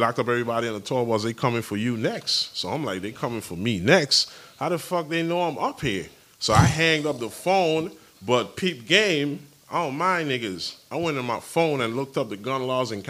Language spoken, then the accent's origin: English; U.S. Virgin Islands; The Virgin Islands is three islands. St. Thomas, St. John, St. Croix. I'm from St. Thomas